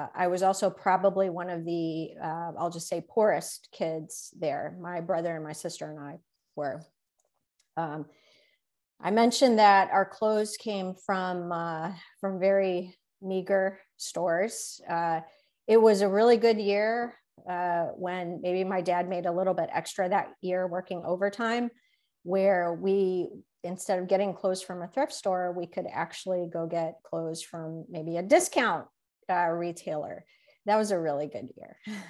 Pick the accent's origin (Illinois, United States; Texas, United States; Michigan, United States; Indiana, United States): Illinois, United States; Chicago; I did grow up in Chicago. I spent most of my life in Chicago